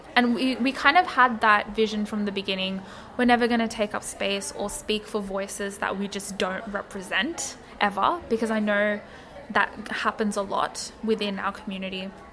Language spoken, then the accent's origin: English; Australia; I'm not black, I'm Bengali Australian